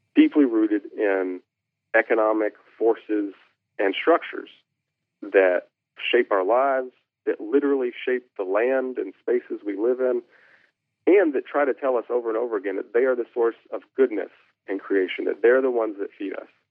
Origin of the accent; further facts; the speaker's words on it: Kentucky, United States; grew up in Kentucky